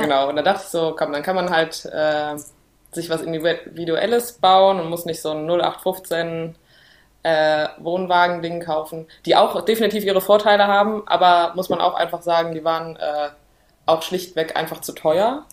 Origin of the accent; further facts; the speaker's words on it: Cologne, North Rhine-Westphalia, Germany; wir kommen aus Köln